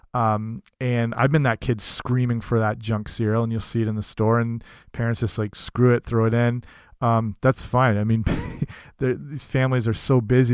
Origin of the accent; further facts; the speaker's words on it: Canada; as a kid